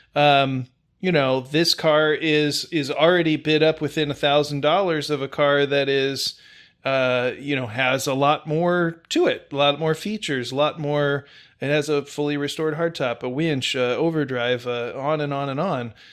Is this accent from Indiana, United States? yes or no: yes; Indiana, United States; moved away; I'm originally from the Salt Belt, Indiana, to be specific